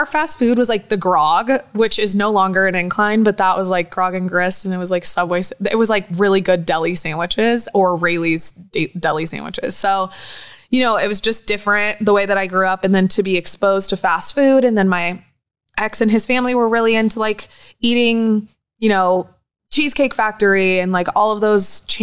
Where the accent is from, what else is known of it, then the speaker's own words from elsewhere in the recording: United States; moved away; also born or lived in Southern California; I grew up in Tahoe